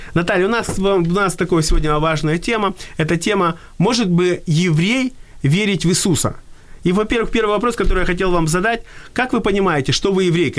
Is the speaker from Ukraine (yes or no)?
yes; Odesa, Odesa Oblast, Ukraine; я вырос в Одессе